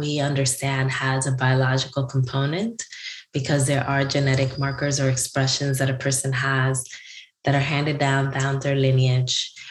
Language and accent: English; Newark, New Jersey, United States; my hometown of Newark, New Jersey